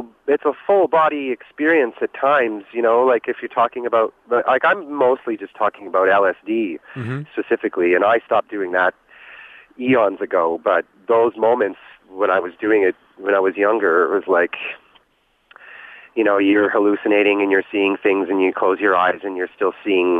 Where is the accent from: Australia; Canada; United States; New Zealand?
Canada; Regina, Saskatchewan; I grew up in Regina